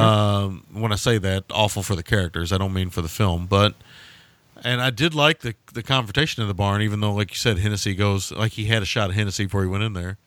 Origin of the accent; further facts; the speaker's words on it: rural Kentucky, United States; in rural Kentucky, they don't exist anymore, but they did exist when I was a kid